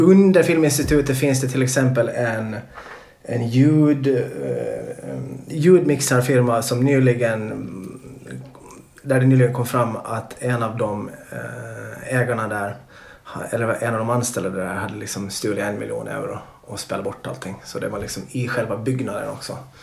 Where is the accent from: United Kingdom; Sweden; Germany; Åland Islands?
Åland Islands; när jag växte upp på Åland